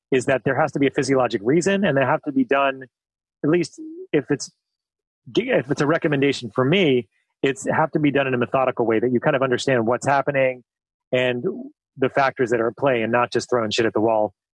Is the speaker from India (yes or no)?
no; New Zealand; what I was saying is that as a New Zealander, you're you're known for your risk taking.